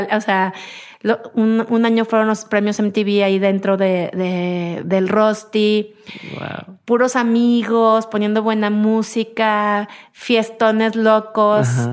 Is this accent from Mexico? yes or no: yes; Mexico; quiénes somos los mexicanos